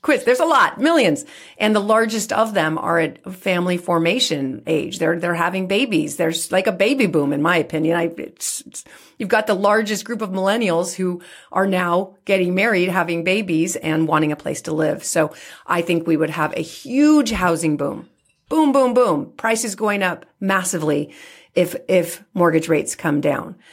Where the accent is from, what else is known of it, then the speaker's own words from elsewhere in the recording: San Francisco, California, United States; being born and raised in San Francisco